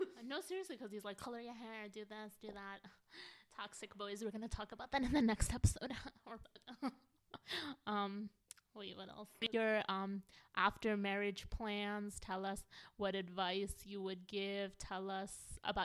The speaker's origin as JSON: {"language": "English", "country": "United States", "tie": "born or raised there", "said": "I was raised in America"}